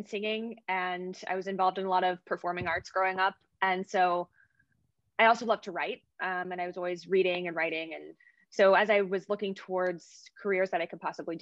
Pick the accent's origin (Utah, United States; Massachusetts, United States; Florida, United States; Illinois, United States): Florida, United States; Pensacola; moved away as an adult; now in Boston, United States; I'm from Pensacola, Florida originally